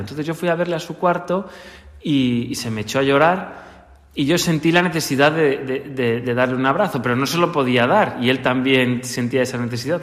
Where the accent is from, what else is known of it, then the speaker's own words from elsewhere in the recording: Segovia, Castile and León, Spain; moved away; Yo he vivido la religiosidad popular desde bien pequeño en mi, en mi ciudad natal, en Segovia